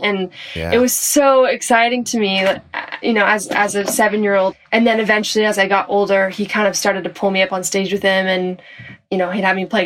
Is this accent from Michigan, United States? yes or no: no; Orange County, California, United States; moved away as an adult; also born or lived in San Diego, California; now in Los Angeles, United States; I was born in San Diego, then we moved to Orange County, and then I live in LA now